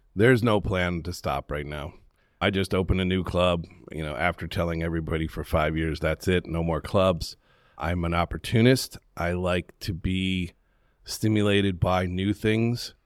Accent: Western New York, United States; moved away; also born or lived in Charlotte, North Carolina; I grew up in Western New York

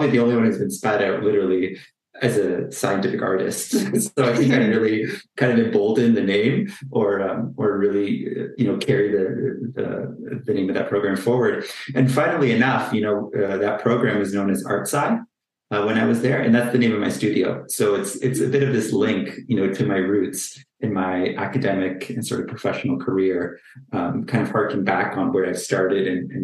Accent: just outside of Toronto, Ontario, Canada; also born or lived in Hamilton, Ontario; I'm based just outside of Toronto, Canada. I am Canadian born, so I'm born and raised here

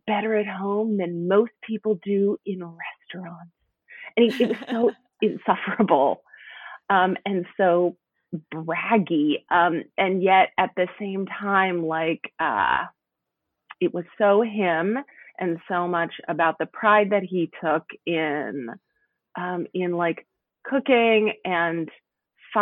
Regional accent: Oklahoma City, Oklahoma, United States; now in Seattle, United States; I live in Seattle now, but I grew up in Oklahoma City, Oklahoma.

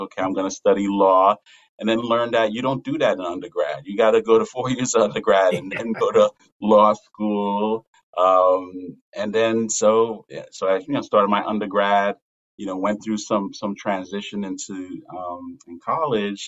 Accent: New York City, New York, United States; moved away; I grew up in New York, in Brooklyn

